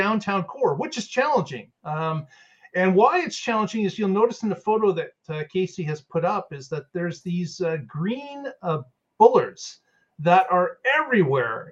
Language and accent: English; Canada; being a Canadian